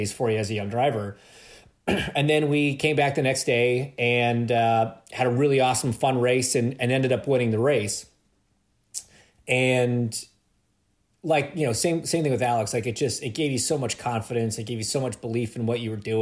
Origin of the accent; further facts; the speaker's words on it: Ontario, Canada; just being Canadian